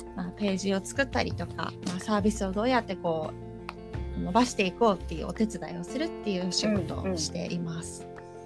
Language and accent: Japanese; Chigasaki, Kanagawa, Japan; 私が神奈川県茅ヶ崎市の出身で